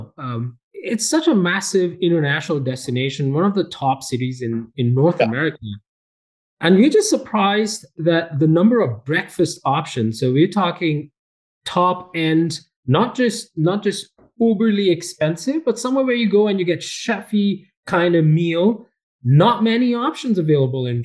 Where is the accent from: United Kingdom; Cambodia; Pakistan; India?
India; moved away as an adult; also born or lived in Montreal, Canada; now in Calgary, Canada; I was born and raised in India, and I came to Canada as an international student.